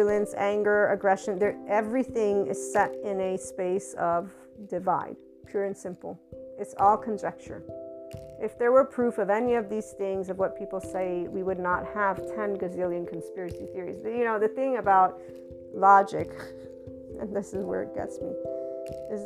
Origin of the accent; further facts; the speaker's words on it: United States; my lovely heritage as an American